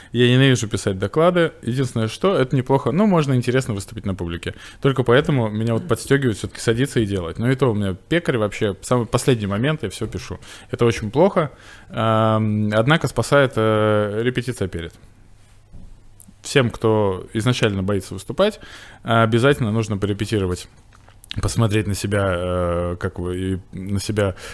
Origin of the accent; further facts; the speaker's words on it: Veliky Novgorod, Novgorod Oblast, Russia; moved away as an adult; also born or lived in Bashkortostan; Я приехал господин Великий Новгород. Это моя моя малая родина, как бы мой дом где я родился и жил, в общем-то, в деревне Барки.